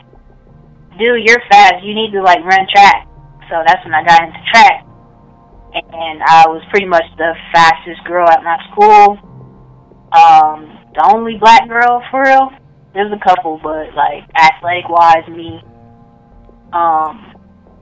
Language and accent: English; Lima, Ohio, United States; my hometown, it's pretty small. But a lot of hoopers come from Lima.